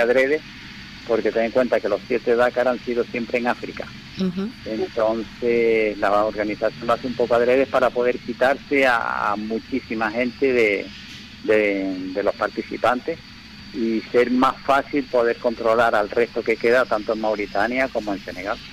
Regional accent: Canary Islands, Spain

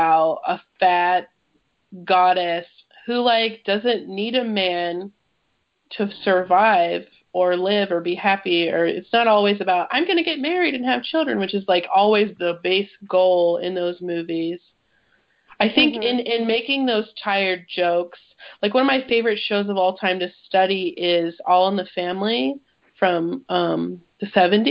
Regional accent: 2 hours from Ferguson, Missouri, United States; moved away; that was like 2 hours from my hometown

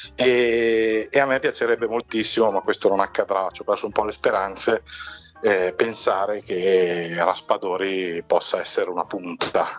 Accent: Mantua, Lombardy, Italy; Qui dalle mie parti a Mantova

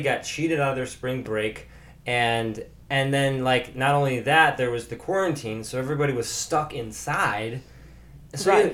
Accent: Chicago, Illinois, United States; from Chicago

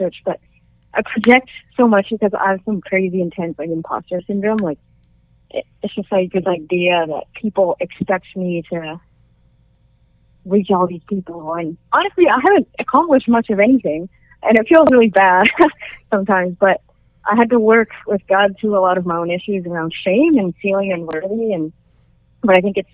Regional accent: Canada; I'm Chinese-Canadian. I was born in Canada

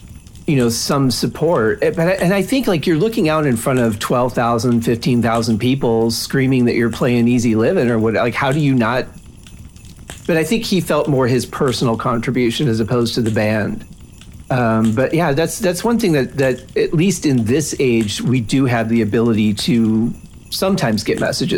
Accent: Detroit, Michigan, United States; I'm from Detroit

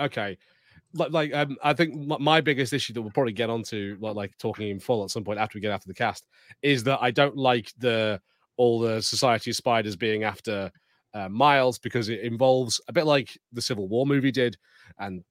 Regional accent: United Kingdom; as a British

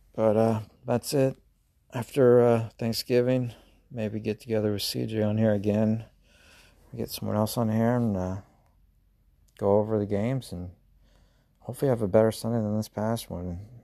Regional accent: United States; accent: Southern, Midwest; My, uh, my Southern accent probably came, well, whatever, Midwest, Southern.

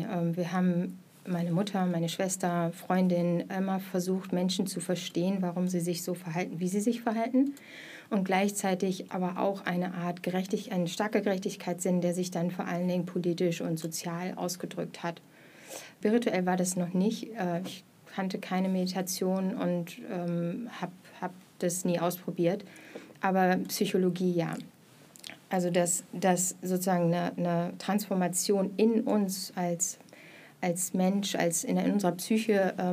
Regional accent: Mülheim an der Ruhr, North Rhine-Westphalia, Germany; moved away as an adult; also born or lived in Hamburg; now in Berlin, Germany; ähm, ich bin geboren im Ruhrgebiet in Mülheim an der Ruhr äh, und bin zum Studium schon nach Berlin gekommen, war dann in Hamburg und jetzt wieder seit 2015 in Berlin.

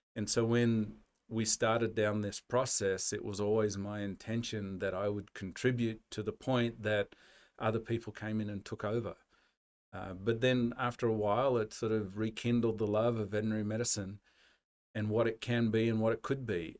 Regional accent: Australia; now in United States; we, Australians who live abroad

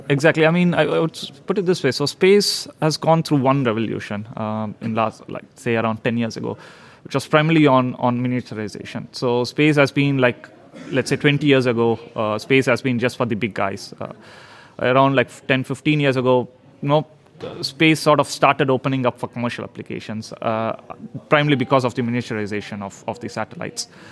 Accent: India; moved away as an adult; now in Sweden; I've uh, been living in Sweden now for past 12 years, so I'm I'm a Swedish, but originally from India

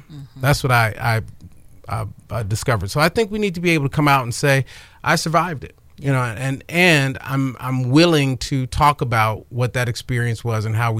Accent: Chicago, Illinois, United States; You know, growing up, I grew up on the South Side of Chicago.

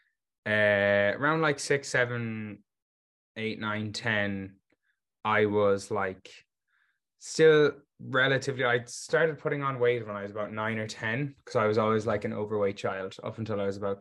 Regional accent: Galway, Connacht, Ireland; I'm from Galway, Ireland

